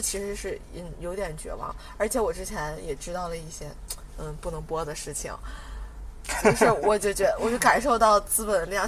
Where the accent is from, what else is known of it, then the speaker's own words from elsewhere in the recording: China; 是因为你是作为一个中国人，我们是属于同一个国籍的